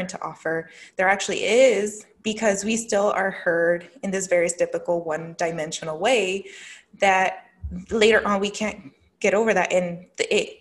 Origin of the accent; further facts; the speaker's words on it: Jalisco, Mexico; now in United States; they immigrated from el estado de Michoacán a Jalisco, and I was born in Jalisco